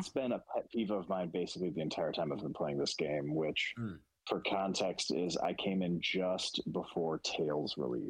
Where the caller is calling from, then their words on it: Kansas, United States; I'm calling from Kansas.